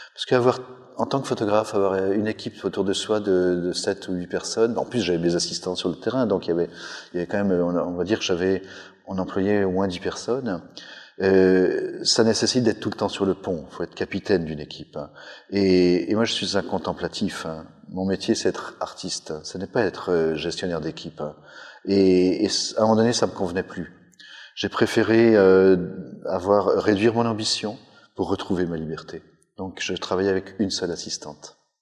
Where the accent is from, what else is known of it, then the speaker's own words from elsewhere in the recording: Savoie, Auvergne-Rhône-Alpes, France; en tant que Savoyard